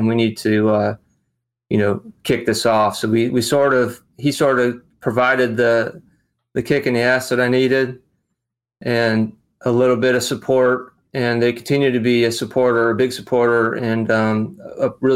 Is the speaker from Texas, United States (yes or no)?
no; Western New York, United States; moved away as an adult; now in Charleston, United States; I'm originally from Western New York, and I moved to Charleston, South Carolina with a company. This was in 97. So I've been here almost half my life